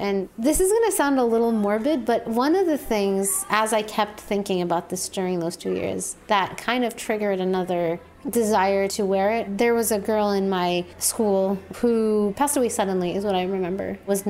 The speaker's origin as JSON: {"language": "English", "country": "Saudi Arabia", "tie": "born or raised there", "also_born_or_lived": "Jordan", "said": "I'm from Jordan. I'm 26 years old. I grew up in Saudi Arabia, very multicultural kind of international community."}